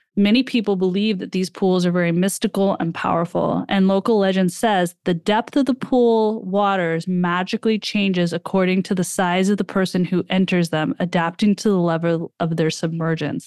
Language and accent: English; United States; being an American